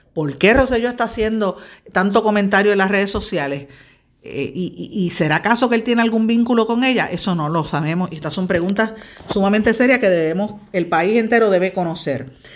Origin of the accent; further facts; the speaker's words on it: Puerto Rico; lo que somos las mujeres puertorriqueñas